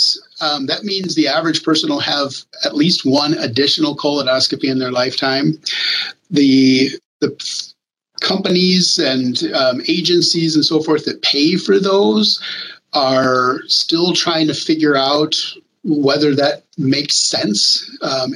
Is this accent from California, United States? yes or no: no; New Mexico, United States; I'm from New Mexico. My parents worked at the National Labs in Los Alamos